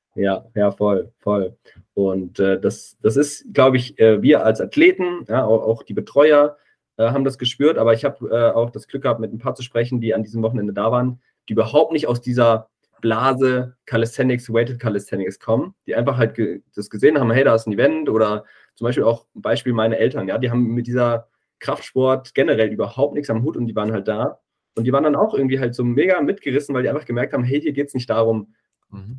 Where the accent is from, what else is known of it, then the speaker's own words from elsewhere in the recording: Giessen / Wetzlar area, Hesse, Germany; in meiner Heimat war, ähm, viele Leute, die ich eben kannte, von Streetworker Gießen, auch aus Wetzlar